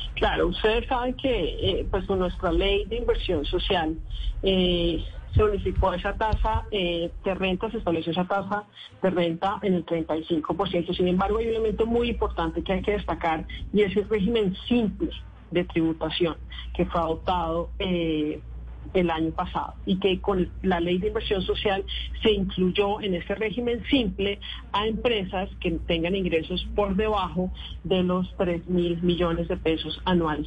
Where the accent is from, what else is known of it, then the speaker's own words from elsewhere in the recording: Colombia; nosotros como colombianos